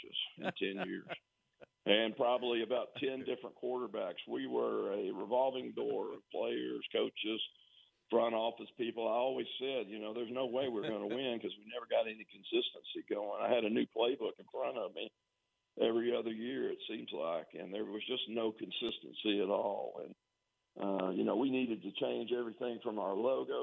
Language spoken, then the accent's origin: English; Tyler, Texas, United States; I came from Tyler Lee, and all we had was like a universal gym in the middle of the locker room